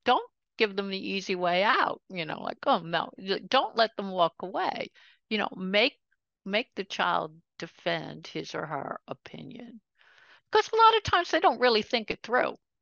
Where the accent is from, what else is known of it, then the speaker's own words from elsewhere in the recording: New York City, New York, United States; also born or lived in Brooklyn, New York; I was born in Brooklyn, New York. but grew up right over the border in Queens, New York